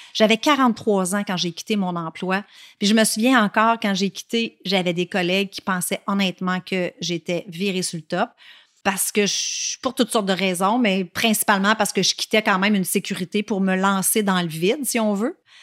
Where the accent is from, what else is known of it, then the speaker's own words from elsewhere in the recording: La Tuque, Quebec, Canada; Je suis née à Latuc, une petite ville en Mauricie, tout près de Shawinigan, et je suis restée à Latuc jusqu'à l'âge de 12 ans